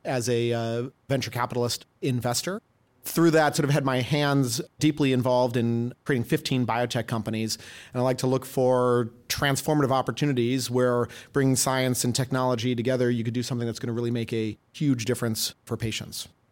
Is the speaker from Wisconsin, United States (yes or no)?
yes; Madison, Wisconsin, United States; I grew up in the Midwest in, uh, Madison, Wisconsin